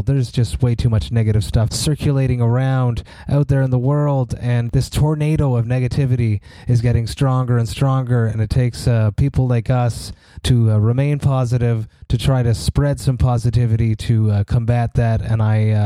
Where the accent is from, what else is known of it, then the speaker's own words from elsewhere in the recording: Montreal, Quebec, Canada; I'm extremely, extremely proud to be from Montreal and to have such a high quality festival in my hometown